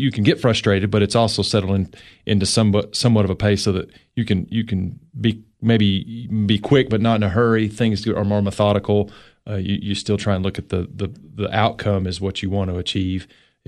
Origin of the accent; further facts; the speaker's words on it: Cookeville, Tennessee, United States; also born or lived in San Diego; Not born here. Moved when I was four